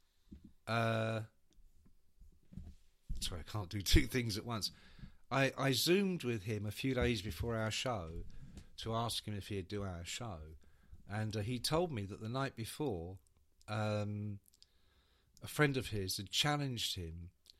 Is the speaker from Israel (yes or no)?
no; Ireland; I'm Irish.